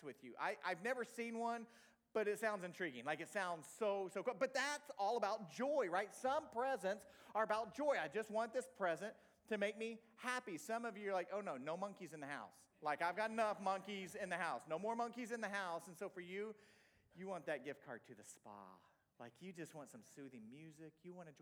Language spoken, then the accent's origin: English; Tulsa, Oklahoma, United States; moved away as an adult; also born or lived in Lisbon, Portugal; I'm from Oklahoma